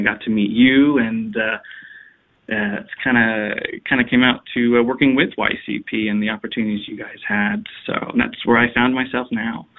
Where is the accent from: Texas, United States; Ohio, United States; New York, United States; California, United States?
Texas, United States; Dallas; moved away as an adult; also born or lived in Phoenix, Arizona / Washington, District of Columbia, United States; I knew I wanted to return to my home state of Texas, my home city of the you know, Dallas